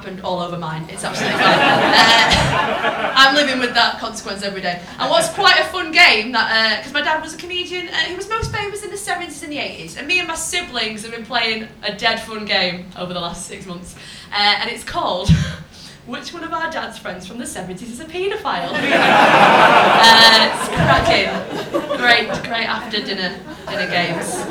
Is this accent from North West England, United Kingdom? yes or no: yes; Rochdale, North West England, United Kingdom; my hometown of Rochdale